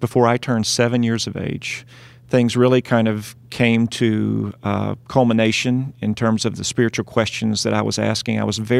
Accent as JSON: {"language": "English", "town": "Dyersburg", "region": "Tennessee", "country": "United States", "tie": "born or raised there", "said": "Well, I'm originally from Dyersburg, Tennessee. I grew up in the South"}